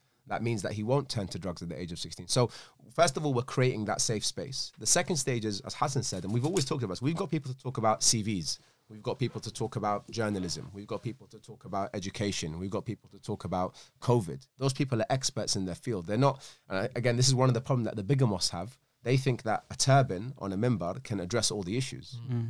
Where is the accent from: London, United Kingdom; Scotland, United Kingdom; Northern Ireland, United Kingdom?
Scotland, United Kingdom; Glasgow; born there; accent: Scottish; I was born in Glasgow.